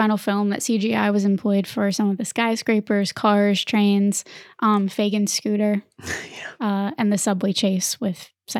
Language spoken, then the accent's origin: English; the American South, United States; even growing up in the American South.